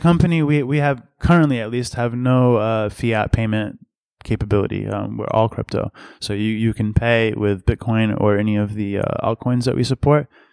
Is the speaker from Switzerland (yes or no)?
no; Massachusetts, United States; also born or lived in Boston; I'm from Massachusetts originally